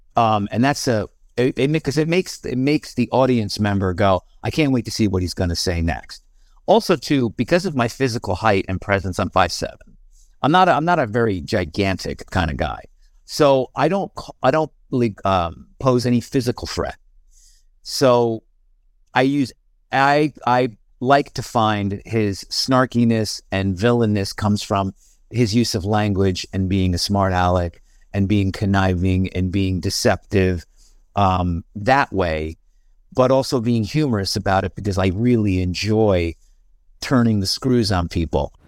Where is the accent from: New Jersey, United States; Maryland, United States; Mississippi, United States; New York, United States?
New York, United States; Albany; moved away as an adult; now in California, United States; I grew up in Albany, New York, and lived in New York, um, pretty much my whole life until I moved out to California in two thousand